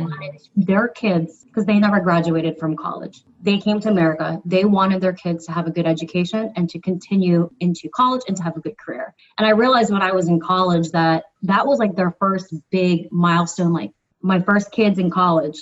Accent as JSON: {"language": "English", "region": "New Jersey", "country": "United States", "tie": "born or raised there", "moved": "as an adult", "lives_now": "Philadelphia, United States", "said": "I grew up on the East Coast in New Jersey for the majority of my childhood through high school. And then now I reside in Philadelphia"}